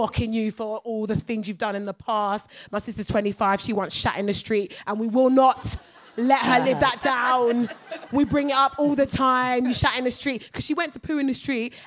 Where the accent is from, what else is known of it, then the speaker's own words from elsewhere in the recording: United Kingdom; I'm British